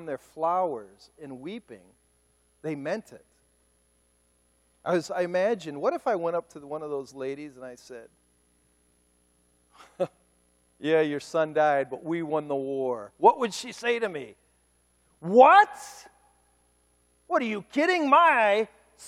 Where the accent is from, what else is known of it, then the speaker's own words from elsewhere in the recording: United States; I'm an American